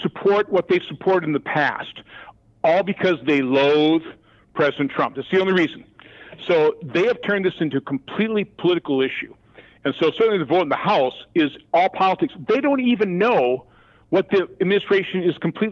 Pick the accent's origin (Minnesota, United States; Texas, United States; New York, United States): Minnesota, United States; Minneapolis; now in Wisconsin, United States; I remember growing up in the Minneapolis area